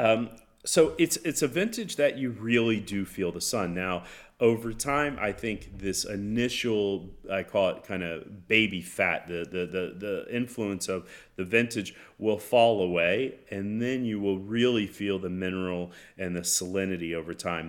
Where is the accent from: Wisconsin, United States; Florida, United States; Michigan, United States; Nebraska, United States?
Florida, United States; growing up in Florida, my grandfather